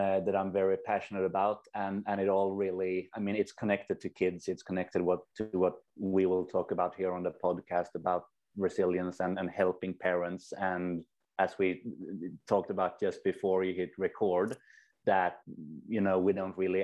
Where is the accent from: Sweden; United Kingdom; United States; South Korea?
Sweden; also born or lived in New Zealand; I'm from Sweden, have spent a couple of years in New Zealand